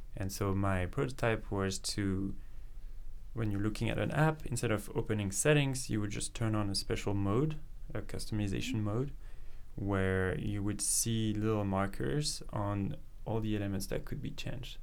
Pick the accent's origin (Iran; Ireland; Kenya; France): France; moved away as an adult; now in Vancouver, Canada; I grew up in France. Um, I spent um, you know the first part of my life there around Paris, moved a little bit around